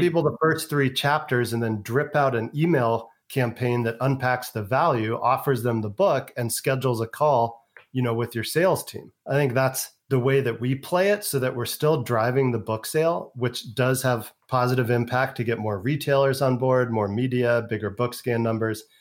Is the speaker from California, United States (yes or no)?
yes; San Francisco, California, United States; moved away as an adult; also born or lived in Europe / Asia / the South; now in Las Vegas, United States; I was born in San Francisco, California, two blocks from Haight Asbury, grew up in the San Francisco Bay Area, went to California public schools my entire education